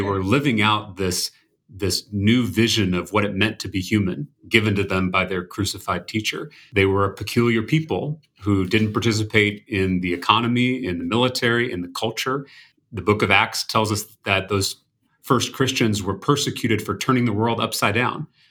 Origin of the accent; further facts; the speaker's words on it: Texas, United States; as a Texan